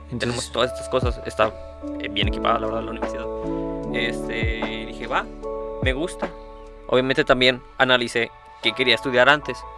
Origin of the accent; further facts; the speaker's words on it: Mexico; que se vive por lo menos aquí en México, porque somos aquí de México